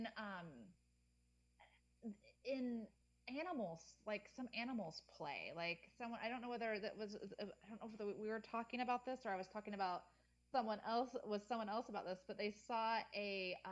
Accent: Midwest, United States; moved away; I grew up in the Midwest

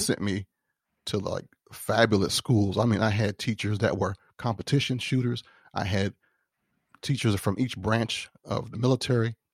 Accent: Tidewater, Virginia, United States; I was a country boy, um, growing up in Tidewater, Virginia.

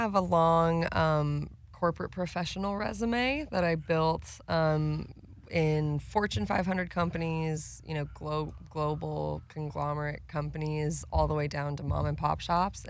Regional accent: Oceanside, California, United States; also born or lived in San Diego; Born and raised in SoCal. I'm from San Diego. Shouts out. I actually was born downtown San Diego, raised in Oceanside.

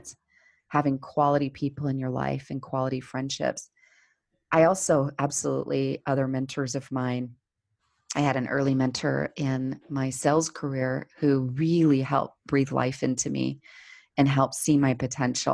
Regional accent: Salt Lake City, Utah, United States; I grew up here in Salt Lake City, Utah, where I'm still based

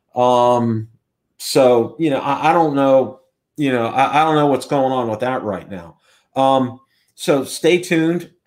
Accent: Pittsburgh, Pennsylvania, United States; now in Tampa, United States; my hometown is Pittsburgh, P

